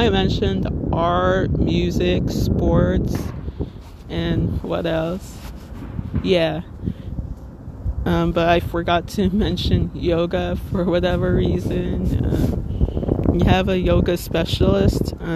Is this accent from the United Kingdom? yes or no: no; Little Ferry, New Jersey, United States